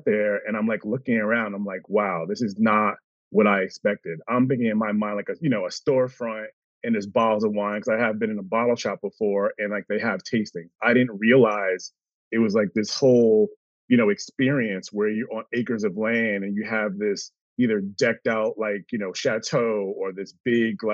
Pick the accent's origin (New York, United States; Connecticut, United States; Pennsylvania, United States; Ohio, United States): Connecticut, United States; moved away as an adult; now in Northern California, United States; Born and raised in Connecticut. Now I am in Northern California, wine country, of course, for the last 8 years.